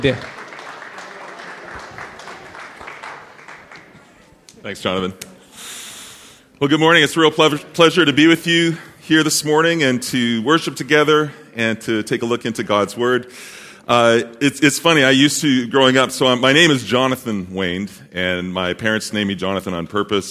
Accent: Saskatoon, Saskatchewan, Canada; also born or lived in British Columbia; now in Montreal, Canada; I was born and raised in the thriving metropolis of Saskatoon, Saskatchewan.

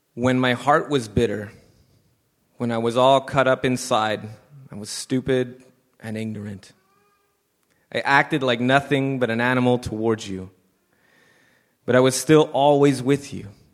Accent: Montreal, Quebec, Canada; I moved myself away from the West Island.

